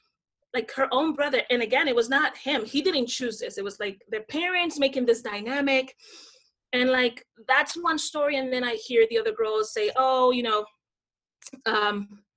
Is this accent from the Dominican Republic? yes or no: yes; Dominican Republic; moved away; I grew up in the Dominican Republic, born and raised.